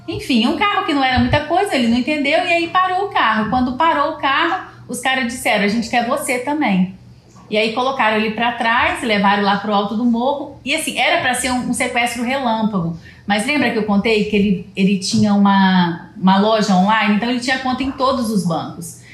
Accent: Leopoldina, Minas Gerais, Brazil; also born or lived in Juiz de Fora; a gente é de Leopoldina, Minas Gerais

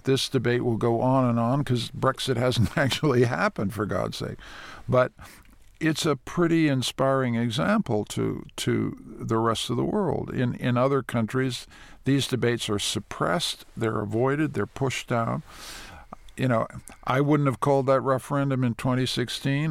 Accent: Toronto, Ontario, Canada; also born or lived in Washington / New York; the Toronto I grew up

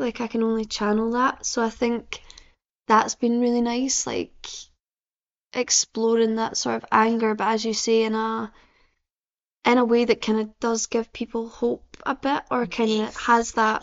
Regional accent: Livingston, Scotland, United Kingdom; I'm from uh, Livingston

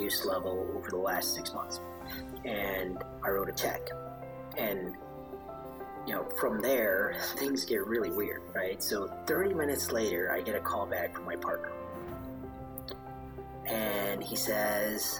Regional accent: Chicago, Illinois, United States; moved away as an adult; also born or lived in India; now in Austin, United States; I was born in India. Moved to Chicago when I was 3

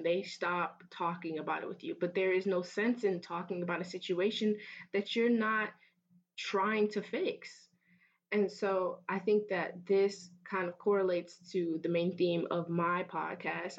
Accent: Fort Myers, Florida, United States; moved away as an adult; I transfer here from my hometown of Fort Myers

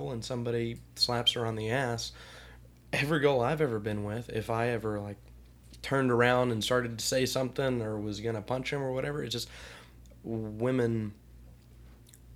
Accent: Alabama, United States; growing up in Alabama

